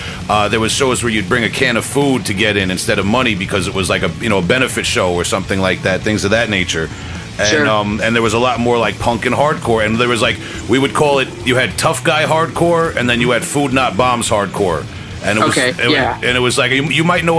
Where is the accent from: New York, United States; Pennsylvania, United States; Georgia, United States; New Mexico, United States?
New York, United States; Long Island; my generation and geography where I grew up on Long Island in the 90s